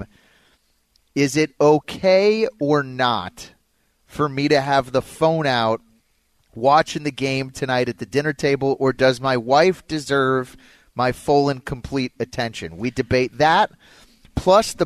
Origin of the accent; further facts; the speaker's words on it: Denver, Colorado, United States; moved away; I grew up in Denver, close to where you live now